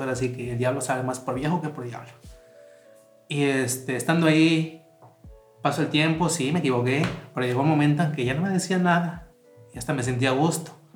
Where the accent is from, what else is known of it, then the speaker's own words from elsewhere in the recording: Tantoyuca, Veracruz, Mexico; del lugar en donde yo nací y una parte que me hacía sentir orgulloso de ser de Tantoyuca